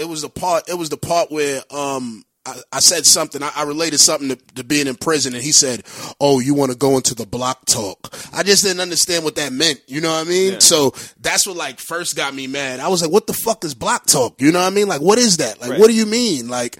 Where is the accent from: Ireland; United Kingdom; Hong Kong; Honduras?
Honduras; I'm from a third world country. I'm from Honduras.